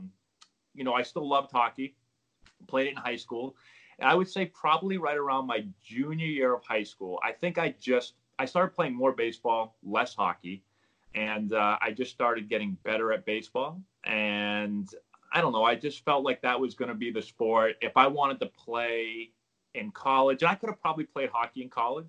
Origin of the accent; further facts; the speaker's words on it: Peabody, Massachusetts, United States; I grew up in Peabody, Mass